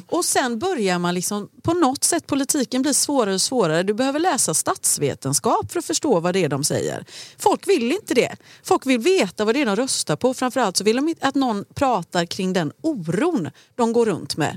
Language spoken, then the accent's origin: Swedish; Gothenburg, Västra Götaland, Sweden; jag är uppvuxen i Rannebergen.